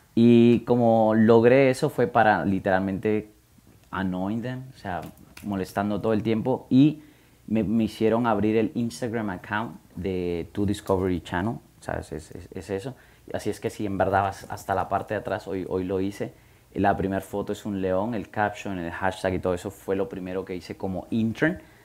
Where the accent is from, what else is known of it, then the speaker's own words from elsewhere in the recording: Guatemala; moved away as an adult; also born or lived in United States; soy de Guatemala, y fui a high school en, en, Guatemala